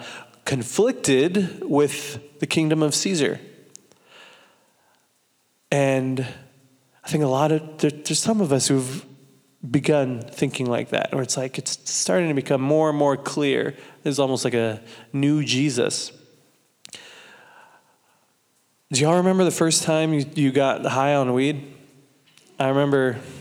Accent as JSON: {"language": "English", "town": "Santa Maria", "region": "California", "country": "United States", "said": "from Santa Maria, California."}